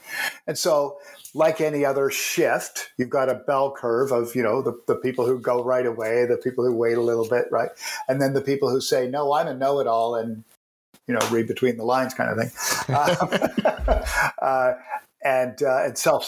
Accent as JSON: {"language": "English", "country": "Canada", "said": "I'm a Canadian"}